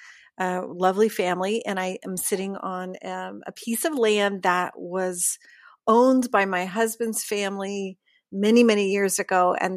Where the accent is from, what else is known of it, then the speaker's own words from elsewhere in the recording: Pittsburgh, Pennsylvania, United States; moved away as an adult; also born or lived in New York / Los Angeles; now in Northern California, United States; I'm originally from Pittsburgh, Pennsylvania.